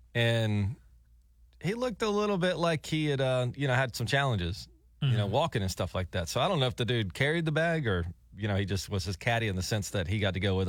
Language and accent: English; Gulf Coast, United States; Yeah, I grew up on the Gulf Coast